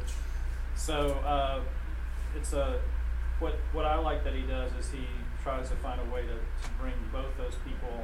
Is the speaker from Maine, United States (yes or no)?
no; Knoxville, Tennessee, United States; moved away as an adult; also born or lived in Memphis / Chicago; now in Nashville, United States; And I'm from Knoxville. Went to high school at Knoxville.